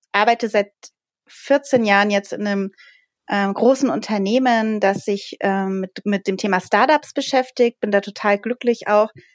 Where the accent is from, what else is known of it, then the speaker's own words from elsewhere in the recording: Bavaria, Germany; Also ich bin aus Bayern.